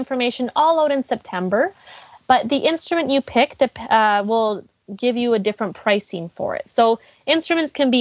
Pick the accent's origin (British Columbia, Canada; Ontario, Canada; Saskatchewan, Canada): British Columbia, Canada; Abbotsford; I was born and raised in Abbotsford